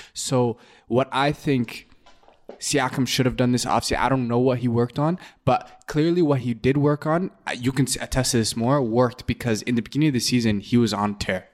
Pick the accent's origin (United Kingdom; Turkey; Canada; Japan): Canada; being a Canadian